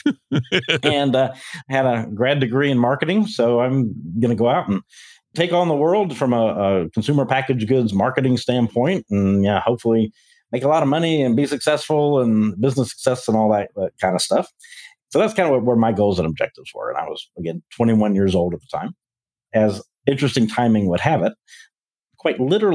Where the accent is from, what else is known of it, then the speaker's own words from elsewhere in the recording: Memphis, Tennessee, United States; moved away as an adult; now in Texas, United States; born and raised in Memphis